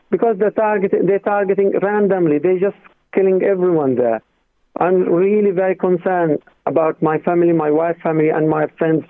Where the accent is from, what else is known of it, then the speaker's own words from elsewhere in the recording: Gaza Strip, Palestine; now in Navan, Ireland; I am from Gaza, actually, but I am refugees in Gaza. My hometown, one place in Israel, being taken, being occupied since 1948.